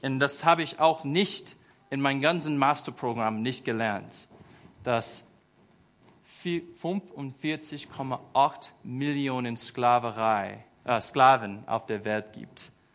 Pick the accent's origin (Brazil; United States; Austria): United States; German is a second language; moved away as an adult; now in Germany; Ich war einfach ein einfacher Junge in den USA. Ich bin auf dem Land aufgewachsen.